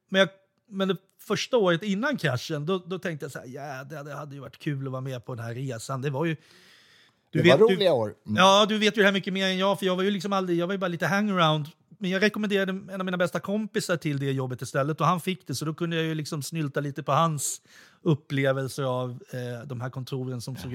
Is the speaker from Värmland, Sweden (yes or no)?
yes; Kristinehamn, Värmland, Sweden; born there; för att jag är född i Värmland när min pappa gjorde tingstjänstgöring i Kristinehamn.